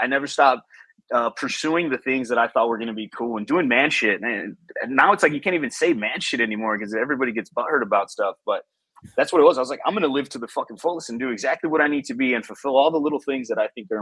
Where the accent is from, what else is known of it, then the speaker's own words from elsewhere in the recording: Chicago, Illinois, United States; first language Spanish; English is a second language; also born or lived in Mexico; I was born and raised in Chicago, south side of Chicago in Pilsen